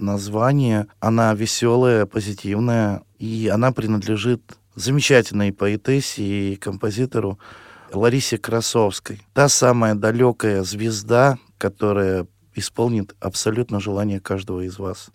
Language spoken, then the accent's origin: Russian; town of Cherdyn, Perm Krai, Russia; also born or lived in Tolyatti; now in Samara Oblast, Russia; Я родился в, в Пермском крае, город Чердань в 1978 году в цыганской семье